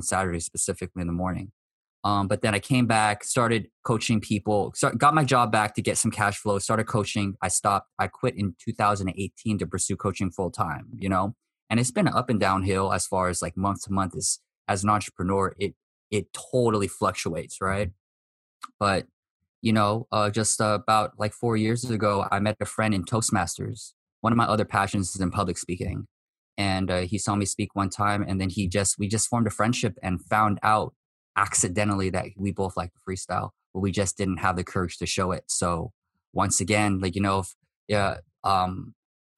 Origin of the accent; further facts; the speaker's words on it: United States; I'm Japanese American